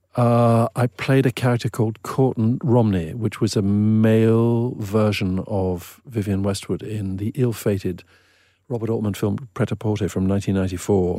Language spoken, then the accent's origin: English; Eswatini; when I was a teenager in the seventies growing up in Swaziland